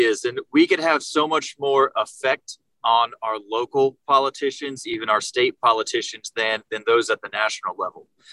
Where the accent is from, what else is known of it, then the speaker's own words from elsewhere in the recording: Jacksonville, Florida, United States; now in Naples, United States; I was born and raised up in Jacksonville, Florida, and I moved down here to Naples in 2007